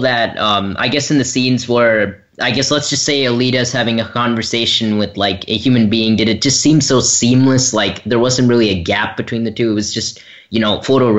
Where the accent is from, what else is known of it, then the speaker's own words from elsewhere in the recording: Nashville, Tennessee, United States; from Nashville, Tennessee